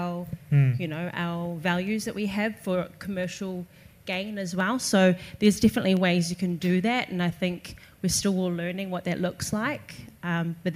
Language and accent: English; Australia; now in New Zealand; I grew up in Australia